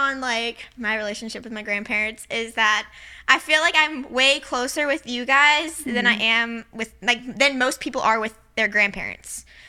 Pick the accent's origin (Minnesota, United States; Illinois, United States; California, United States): Illinois, United States; Quincy; moved away; my hometown, Quincy, Illinois.